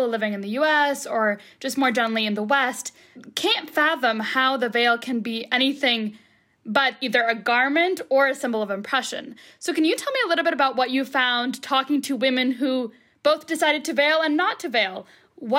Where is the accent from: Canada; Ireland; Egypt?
Egypt; now in United States; I grew up in Egypt surrounded by Muslim women